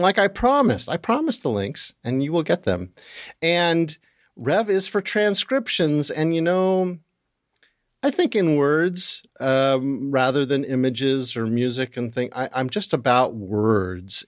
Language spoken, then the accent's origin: English; United States; being American